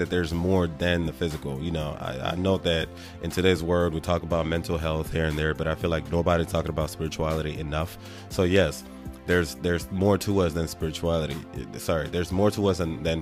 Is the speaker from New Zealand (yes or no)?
no; Nigeria; I was born and raised in Nigeria